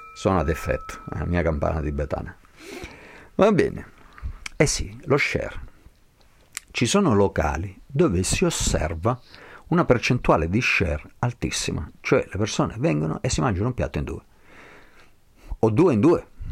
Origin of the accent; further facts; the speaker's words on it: Basel, Basel-Stadt, Switzerland; now in Montagnana, Italy; sono nato e cresciuto a Basilea